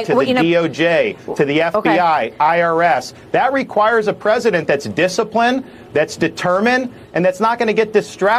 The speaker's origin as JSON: {"language": "English", "region": "Florida", "country": "United States", "tie": "born or raised there", "said": "growing up in Florida."}